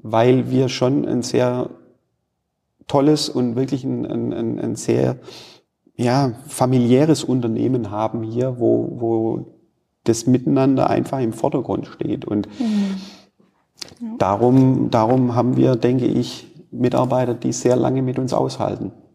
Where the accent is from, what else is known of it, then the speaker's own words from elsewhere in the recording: Stuttgart, Baden-Württemberg, Germany; moved away as an adult; also born or lived in United States (Southern states) / China; now in Bielefeld, Germany; Ich komme gebürtig aus dem Raum Stuttgart